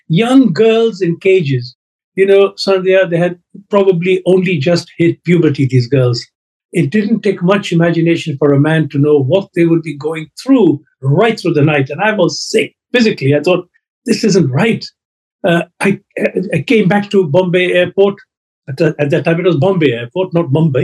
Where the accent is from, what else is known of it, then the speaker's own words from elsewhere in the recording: Kenya; now in United Kingdom; I was born in Africa, in Kenya.